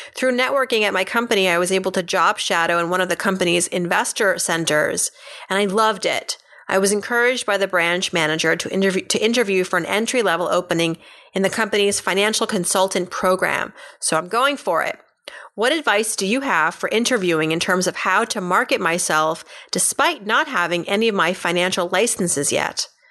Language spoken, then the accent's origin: English; Massachusetts, United States; now in New York City, United States; I grew up in New England, Massachusetts even